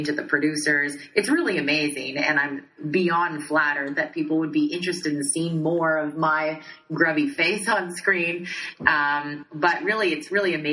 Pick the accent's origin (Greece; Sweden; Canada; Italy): Canada; Saskatchewan; I'm from originally from Saskatchewan, which is directly above North Dakota